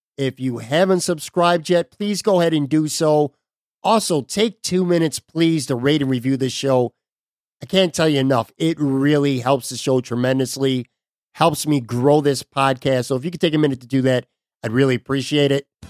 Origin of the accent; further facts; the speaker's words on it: Buffalo, New York, United States; now in Florida, United States; I am a Buffalo guy who now lives in Florida.